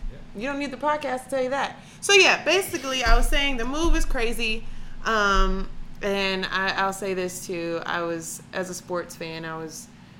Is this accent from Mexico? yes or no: no; Atlanta, Georgia, United States; now in Cleveland, United States; I'm from Atlanta, Georgia.